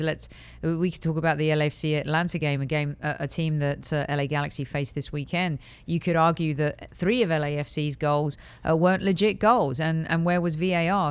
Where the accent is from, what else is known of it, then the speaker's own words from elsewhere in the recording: United Kingdom; moved away as an adult; also born or lived in Europe; now in United States; as a Brit coming to the U S